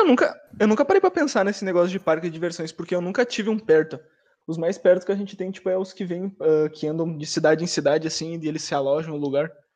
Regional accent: Porto Alegre, Rio Grande do Sul, Brazil; also born or lived in Bahia; sou de Porto Alegre, mano de Porto Alegre

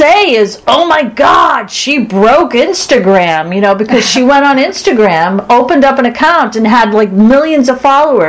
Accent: Boston, Massachusetts, United States

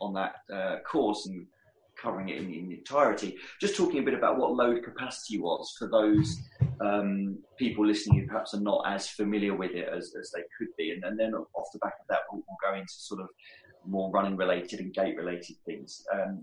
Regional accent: London, United Kingdom; my hometown of London

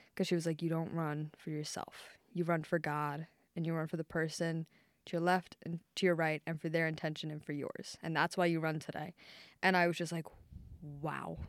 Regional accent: Maryland, United States; moved away as an adult; now in Ohio, United States; I'm from Maryland.

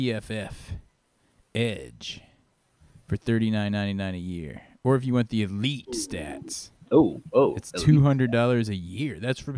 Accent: Virginia Beach, Virginia, United States; moved away as an adult; now in Kentucky, United States; yeah, I'm from Virginia Beach.

